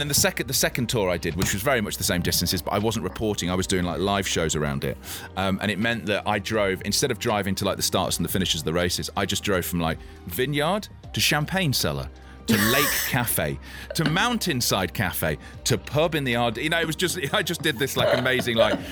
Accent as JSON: {"language": "English", "town": "Leicester", "region": "East Midlands", "country": "United Kingdom", "tie": "born or raised there", "said": "I grew up in Leicester."}